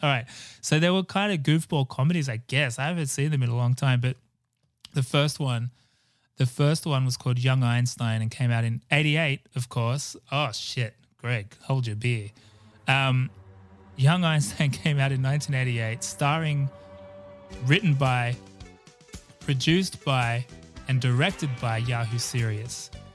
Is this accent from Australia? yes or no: yes; Australia; growing up in Australia